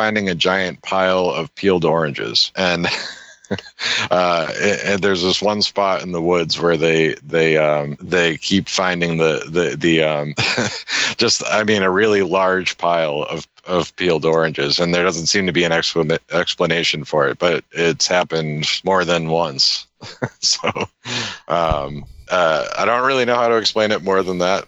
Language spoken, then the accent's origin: English; Worcester, Massachusetts, United States; I was at work one day in Worcester